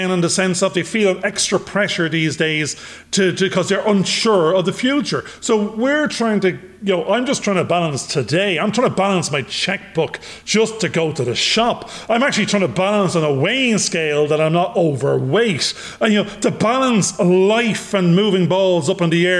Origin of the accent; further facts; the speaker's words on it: Ireland; accent: Irish; my Irish accent